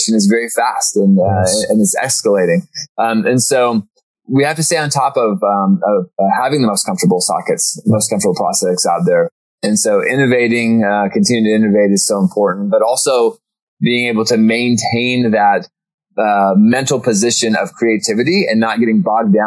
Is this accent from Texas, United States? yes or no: no; Norman, Oklahoma, United States; I was born in Oklahoma. Grew up in Norman